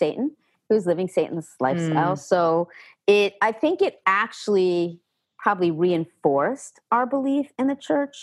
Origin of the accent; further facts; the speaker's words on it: New York City, New York, United States; also born or lived in New Jersey; now in Pennsylvania, United States; the beginning of seventh grade is when I moved from New Jersey into New York City with my dad.